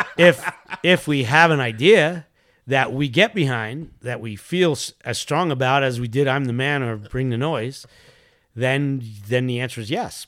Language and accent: English; New York City, New York, United States; now in California, United States; I grew up in Queens